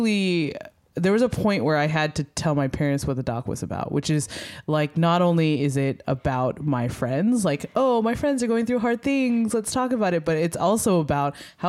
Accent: Philadelphia, Pennsylvania, United States; I'm from Philly

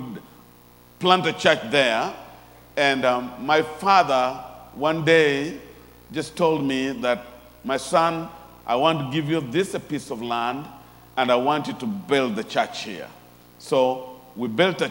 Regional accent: Wachara village, Western Kenya, Kenya; moved away; I was born in Wachara village in the western part of Kenya. And I grew up there as a young man

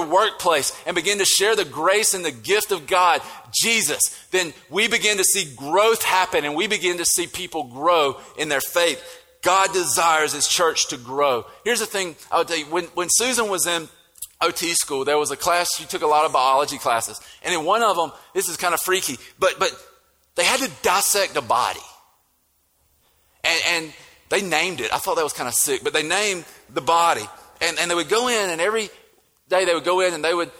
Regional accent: United States; accent: country; now in Statesboro, Georgia, United States

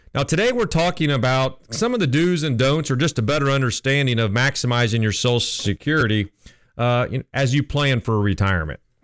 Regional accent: Columbus, Ohio, United States; moved away as an adult; also born or lived in Nashville, Tennessee; I'm originally from Columbus, just moved back here

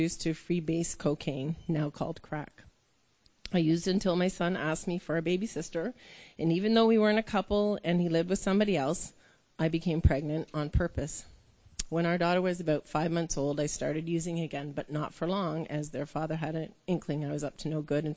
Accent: Toronto, Ontario, Canada; I was born in Toronto. I was raised by a mother

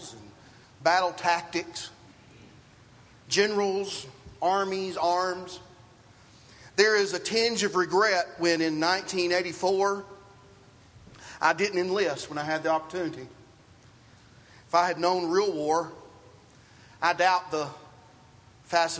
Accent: the South, United States; Growing up in the South

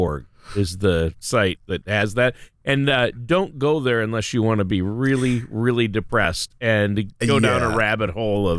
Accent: Minnesota, United States; I'm from Minnesota

